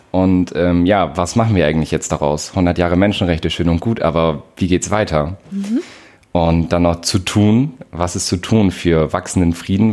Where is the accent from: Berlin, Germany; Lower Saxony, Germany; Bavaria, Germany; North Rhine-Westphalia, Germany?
Lower Saxony, Germany; Nordenham; aus der Wesermarsch, Surprise, ähm, aus Nordenham-Blexen.